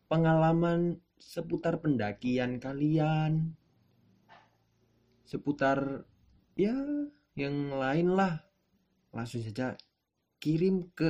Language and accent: Indonesian; Malang, East Java, Indonesia; accent: Javanese (medok); Jadi aku ini asli orang Jawa. Rumahku di Malang.